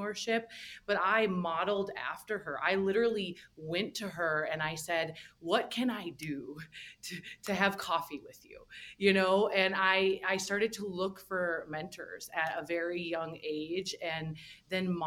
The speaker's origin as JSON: {"language": "English", "region": "Minnesota", "country": "United States", "tie": "born or raised there", "moved": "yes", "said": "I grew up in the Midwest in Minnesota"}